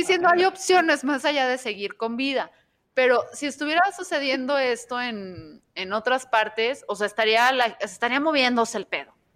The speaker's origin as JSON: {"language": "Spanish", "country": "Mexico"}